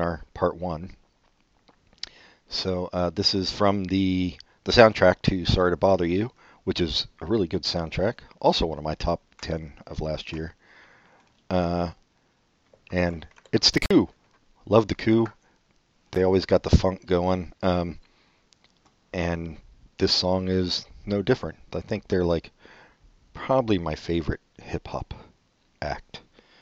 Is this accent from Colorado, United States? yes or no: no; Oakland, California, United States; Out of Oakland, my hometown